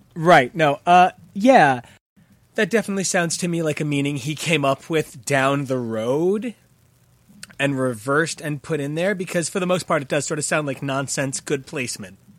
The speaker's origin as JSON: {"language": "English", "town": "Sayreville", "region": "New Jersey", "country": "United States", "tie": "born or raised there", "said": "growing up in this town"}